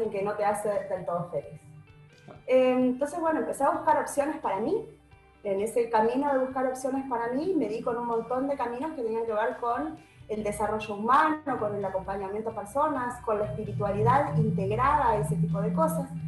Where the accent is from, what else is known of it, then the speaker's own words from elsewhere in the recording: Uruguay; moved away as an adult; also born or lived in Argentina; now in Buenos Aires, Argentina; mucha gente cree que soy uruguaya, en realidad soy mixta, mi familia entera es uruguaya, viví en, nací en Argentina, nos volvimos a Uruguay y desde Uruguay me volví a mudar acá hace 20 años